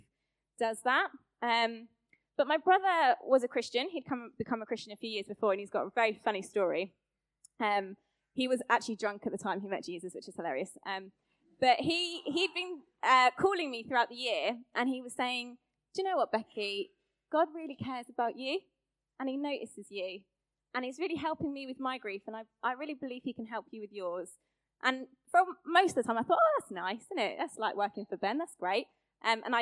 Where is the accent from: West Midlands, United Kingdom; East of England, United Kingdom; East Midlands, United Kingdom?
East of England, United Kingdom; Luton; moved away as an adult; also born or lived in Birmingham; I'm from Luton, same as Stacey Dooley